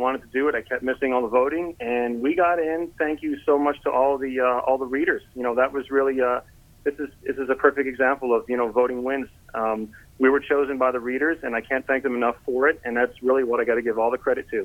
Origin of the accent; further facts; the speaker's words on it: Southern New York, United States; we're from Southern New York, 20 minutes outside of Manhattan. City boys, tried and true, born and raised